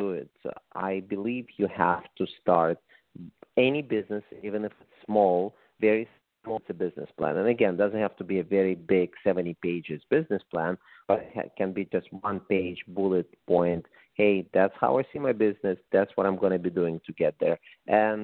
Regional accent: Russia; English is a second language; moved away as an adult; also born or lived in San Diego, California; now in Las Vegas, United States; when I moved to the United States from Russia, as you can probably say from my accent 28 years ago

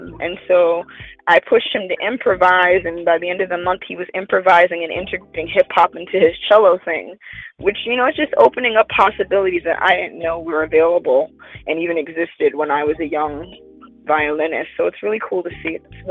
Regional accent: New York, United States; I'm a New Yorker for real

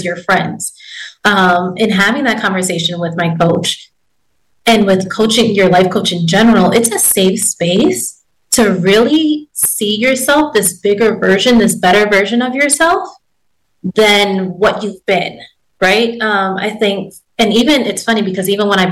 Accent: New York, United States; moved away as an adult; now in Texas, United States; I'm originally from New York, and I left New York

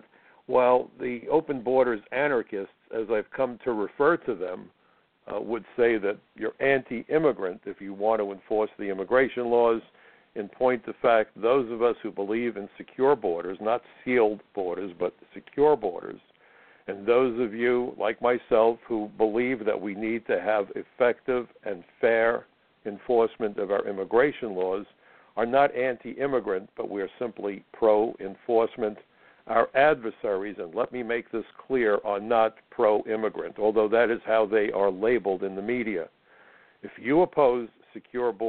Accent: United States; I am super proud of being an American

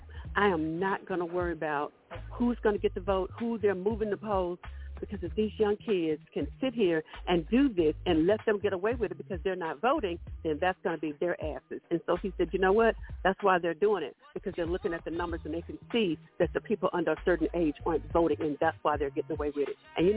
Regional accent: Houston, Texas, United States; where are you from? And I said, Houston.

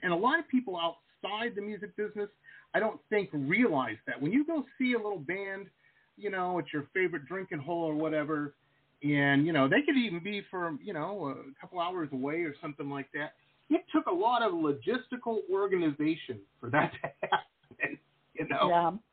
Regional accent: Detroit, Michigan, United States; When I was a kid, I grew up in Detroit

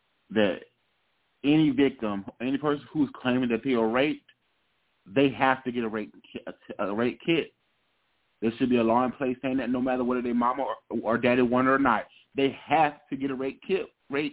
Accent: South Carolina, United States; I'm from South Carolina, so I grew up with Charlamagne on our radio

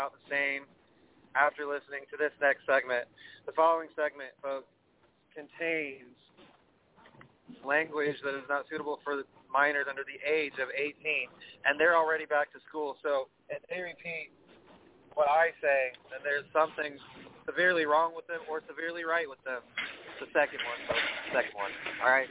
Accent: East Coast, United States; I grew up in the East Coast watching ECW and WWE

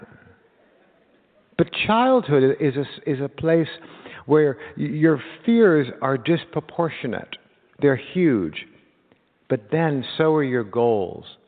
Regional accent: Los Angeles, California, United States; I was born in Los Angeles in a house in a canyon

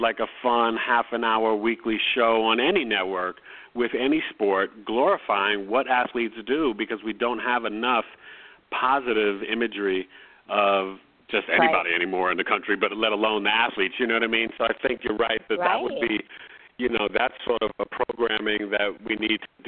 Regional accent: New York City, New York, United States; moved away as an adult; now in Scottsdale, United States; we're both born and raised in New York City. I live in Scottsdale, Arizona now

